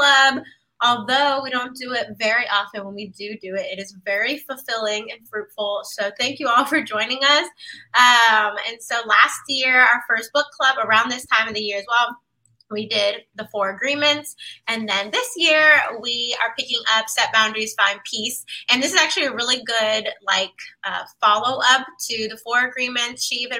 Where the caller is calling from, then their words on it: Washington, District of Columbia, United States; Yes, I am tuning in from Washington, D.C.